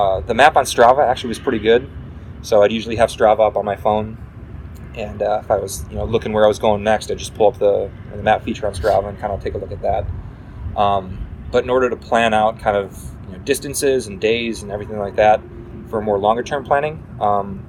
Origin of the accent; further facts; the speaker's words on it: Wisconsin, United States; growing up in Wisconsin